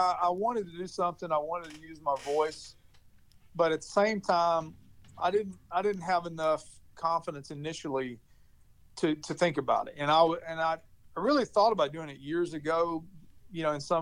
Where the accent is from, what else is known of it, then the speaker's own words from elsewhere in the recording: Clarksville, Tennessee, United States; my hometown of Clarksville, Tennessee